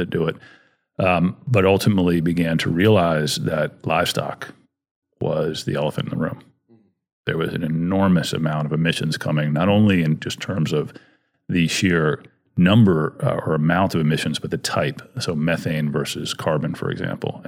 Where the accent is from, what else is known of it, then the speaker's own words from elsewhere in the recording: DC and Maryland, United States; also born or lived in Washington, D.C.; I grew up back east in DC and in Maryland